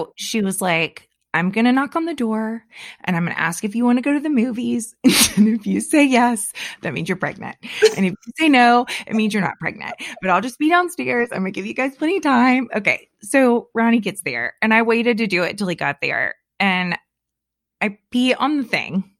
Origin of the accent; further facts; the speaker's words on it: Central Florida, United States; my hometown in Central Florida